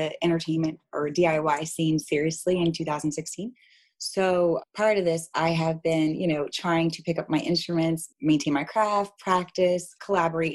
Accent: New Jersey, United States; now in Baltimore, United States; I'm from New Jersey

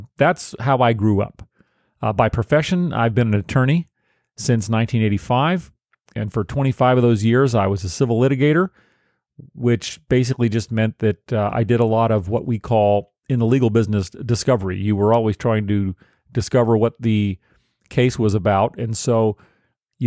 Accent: Los Angeles, California, United States; I grew up in Los Angeles

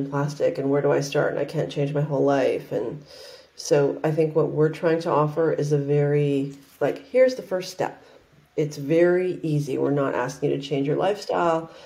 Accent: Vancouver, British Columbia, Canada; I grew up in Canada. I grew up in Vancouver, Canada

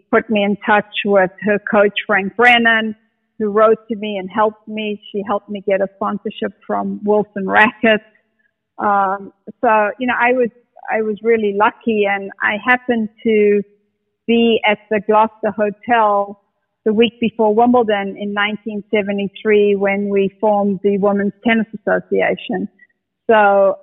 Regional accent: South Africa; now in United States; I grew up in the apartheid era

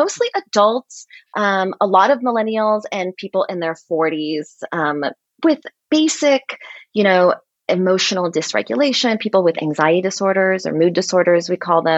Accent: Portland, Oregon, United States; moved away as an adult; also born or lived in Philadelphia; now in New York City, United States; I grew up in Oregon, in Portland, Oregon

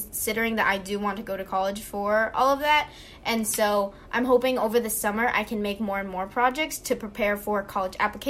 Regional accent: Hawaii, United States; I am from Hawaii

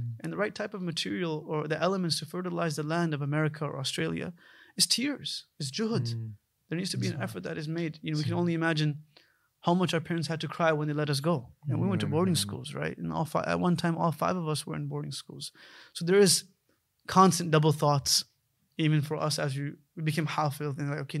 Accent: United States; we were born and raised in the States. You know, my parents are physicians. They came to the States in 1989.

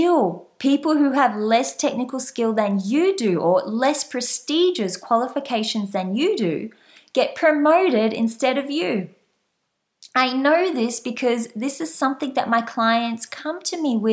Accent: Australia; also born or lived in France; I'm Australian. You might have guessed from my slight accent. And right now, I am based back in Australia.

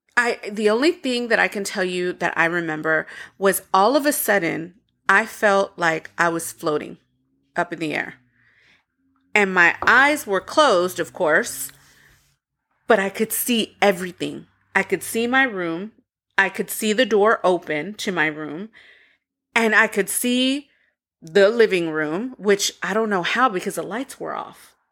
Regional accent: Waco, Texas, United States; growing up in Waco, we had a mobile home

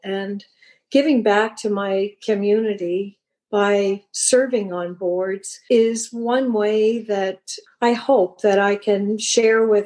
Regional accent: Liverpool, Nova Scotia, Canada; now in Brookfield, Canada; I was born and raised in Liverpool

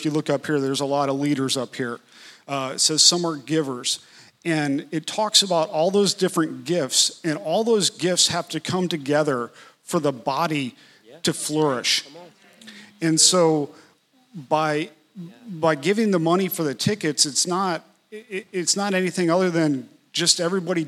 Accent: Atlanta, Georgia, United States; I was from Atlanta

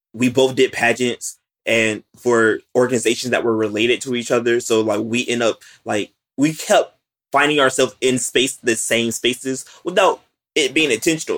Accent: West Palm Beach, Florida, United States; I'm from West Palm Beach, Florida

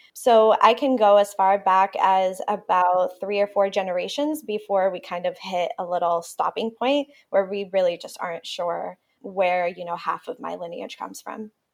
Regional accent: Puerto Rico; first language Spanish; English is a second language; moved away; also born or lived in Ithaca, New York; they moved back to Puerto Rico to raise me and my sister.

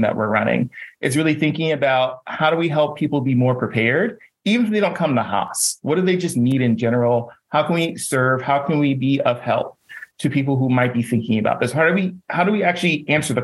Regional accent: Jersey City, New Jersey, United States; I am from Jersey City.

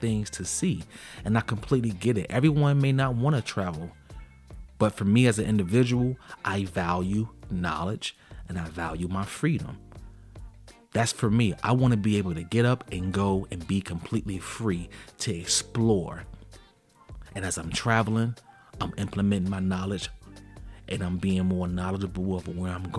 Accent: Chicago, Illinois, United States; I'm from Chicago, and when I was young, when I was in high school, I went to high school on the south side of Chicago

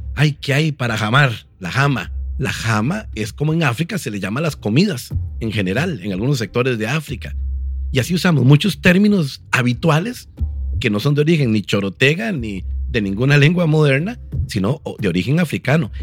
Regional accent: Guanacaste, Costa Rica; la influencia afrodescendiente de mi cultura guanacasteca

